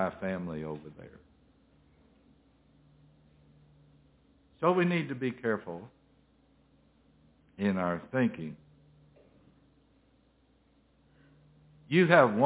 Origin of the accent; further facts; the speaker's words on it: Middle Tennessee, United States; I'm from Tennessee, Middle Tennessee